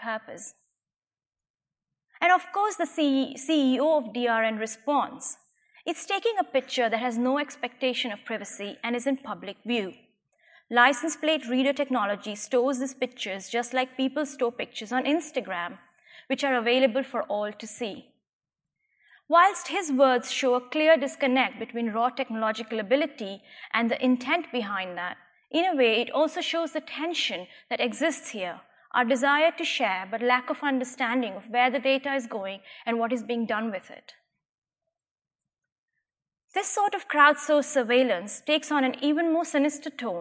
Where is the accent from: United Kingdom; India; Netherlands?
India; Gujarat; my hometown in India